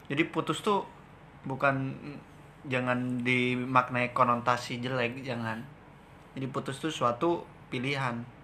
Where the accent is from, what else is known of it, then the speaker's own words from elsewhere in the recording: Yogyakarta, Special Region of Yogyakarta, Indonesia; Ya tetep lah kan gue orang Jogja.